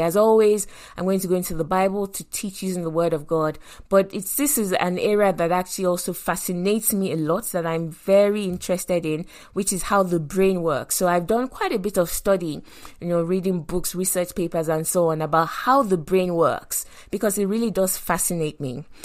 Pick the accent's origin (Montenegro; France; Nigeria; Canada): Nigeria; moved away; also born or lived in London; I grew up in Nigeria